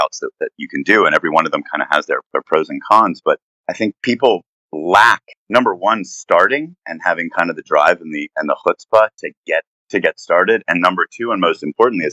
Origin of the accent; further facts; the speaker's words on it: Knoxville, Tennessee, United States; moved away as an adult; now in Hong Kong; Knoxville, Tennessee, my hometown